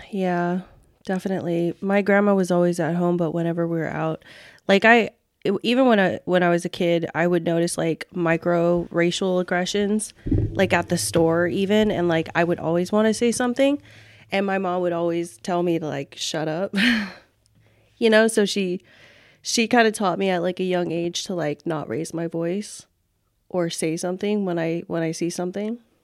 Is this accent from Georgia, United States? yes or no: no; Fresno, California, United States; moved away as an adult; also born or lived in Cam Ranh Bay, Vietnam / Philippines; now in San Diego, United States; We relocated to Fresno, California, and that's, like, where, um, that's where I grew up.